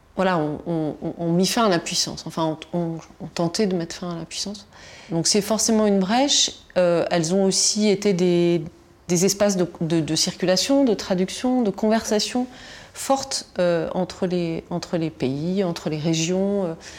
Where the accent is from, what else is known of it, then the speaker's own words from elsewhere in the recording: Tunisia; first language Tunisian Arabic and French; moved away; je, suis née en Tunisie, où j'ai passé mon enfance en Tunisie